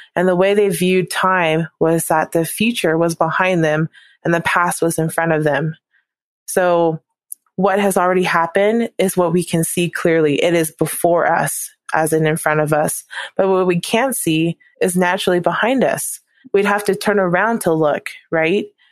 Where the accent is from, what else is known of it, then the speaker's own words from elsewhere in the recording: Hawaii, United States; moved away as an adult; also born or lived in Provo, Utah; growing up in Hawaii, I was around a lot of Japanese people